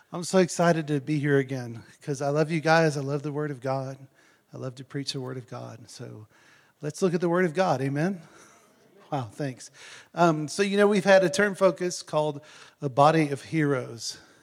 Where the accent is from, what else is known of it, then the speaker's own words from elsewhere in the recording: Texas, United States; now in South Africa; I lived out in the country, y'all know in um, Texas